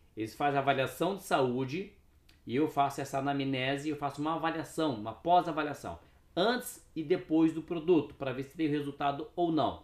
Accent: Cascavel, Paraná, Brazil; moved away; also born or lived in Suzano, São Paulo; Eu nasci no Paraná, né? Nasci em Cascavel

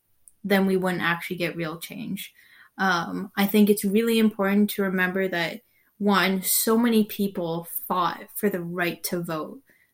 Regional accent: Canada; It is one of the greatest things that we have as a Canadian citizen is to choose the leadership that we want in power.

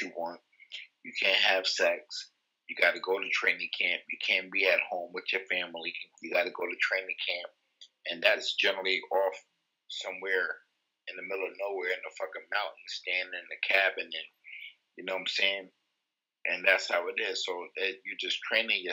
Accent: New York, United States; also born or lived in Titusville, Florida; I'm from Florida. I'm from a town in Florida called Titusville, and I moved up to New York permanently when I was probably like 7, 8 years old

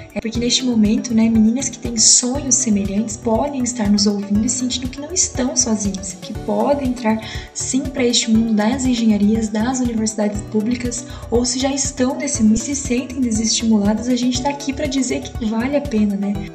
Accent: Ortigueira, Paraná, Brazil; localizada no interior do Paraná, chamada Ortigueira, que foi onde eu nasci e cresci durante todo o período da minha vida

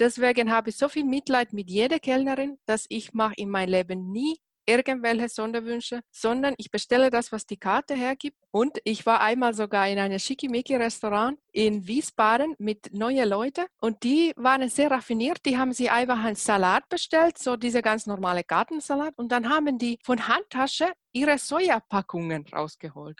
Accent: Finland; moved away; ich komme ja aus Finnland

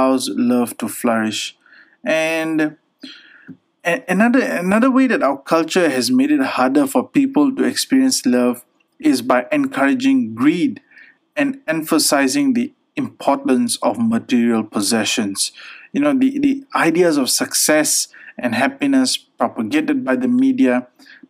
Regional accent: Pakistan; being a Pakistani

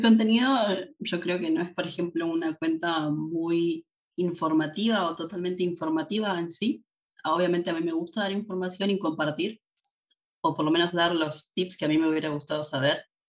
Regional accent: Tortuguitas, Buenos Aires Province, Argentina; moved away as an adult; now in Germany; soy de Buenos Aires en eh, la capital de Argentina. Pero en Argentina no vivía en la ciudad

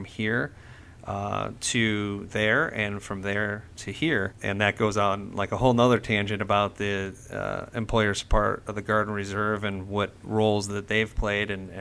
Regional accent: Cleveland, Ohio, United States; I was called to my hometown of Cleveland

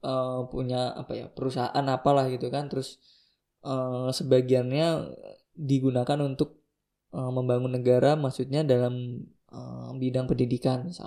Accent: Java, Indonesia; born there; Aku lahir di Jawa gitu kan.

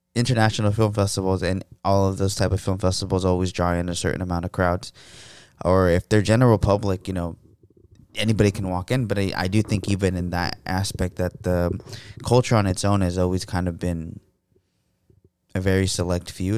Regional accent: United States; being an American

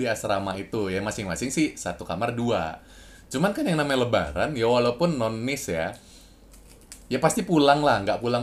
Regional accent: Pekanbaru, Riau, Indonesia; now in Jakarta, Indonesia; Kita perantauan yang ada di Jakarta dan gue tuh dari Pekanbaru dan Gun itu dari Medan.

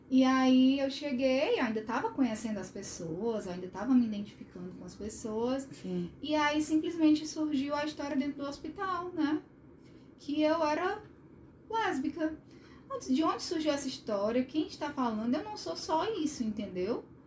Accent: Sobral, Ceará, Brazil; sou de Sobral, né, do interior

